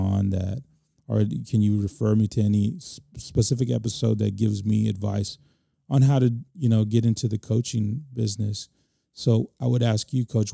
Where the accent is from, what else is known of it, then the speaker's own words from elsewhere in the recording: San Antonio, Texas, United States; They were in my hometown on my home turf